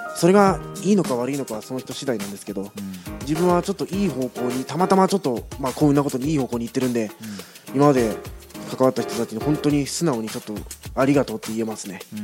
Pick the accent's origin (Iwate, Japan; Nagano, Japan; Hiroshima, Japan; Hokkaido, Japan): Iwate, Japan; now in Kyoto, Japan; 岩手出身